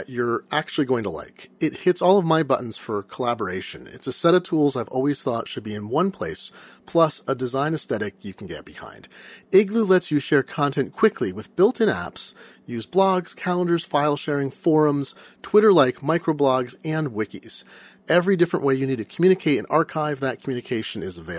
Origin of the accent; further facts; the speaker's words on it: Eugene, Oregon, United States; I grew up in Eugene, so I know the Portland thing very well